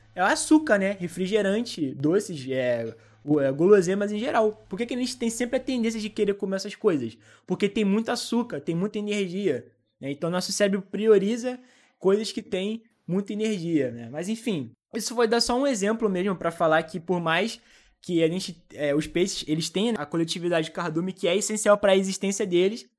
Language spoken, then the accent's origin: Portuguese; Brazil; eu sou brasileiro